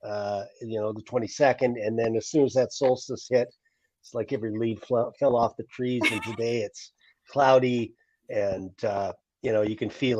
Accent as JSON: {"language": "English", "town": "Fort St. John", "region": "British Columbia", "country": "Canada", "tie": "born or raised there", "also_born_or_lived": "Nashville, Tennessee", "said": "when I got back home to my hometown after a long career in rock and roll"}